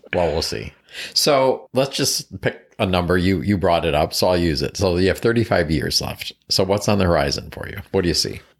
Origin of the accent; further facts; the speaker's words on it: East Coast, United States; moved away; also born or lived in Seattle; originally from the East Coast